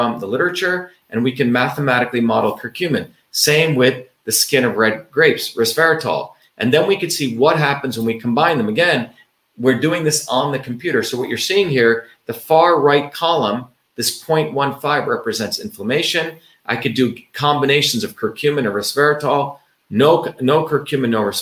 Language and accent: English; India; moved away; growing up in the Indian village